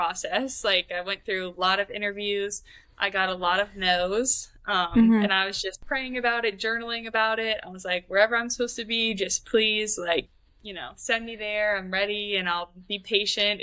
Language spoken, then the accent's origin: English; Richmond, Virginia, United States; moved away as an adult; also born or lived in Valdosta, Georgia; I'm originally from Richmond, Virginia